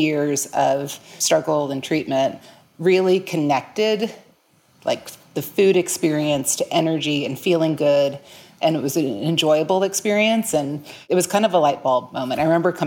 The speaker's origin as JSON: {"language": "English", "town": "New Orleans", "region": "Louisiana", "country": "United States", "tie": "born or raised there", "moved": "as an adult", "lives_now": "Tulsa, United States", "said": "I was actually born and raised in New Orleans, but I've been in Tulsa, Oklahoma for the past almost 21 years"}